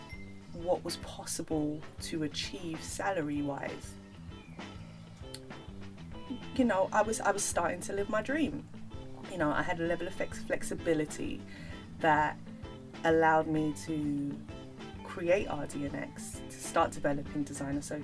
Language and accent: English; London, United Kingdom; growing up in London, you know, it weren't cute to be Nigerian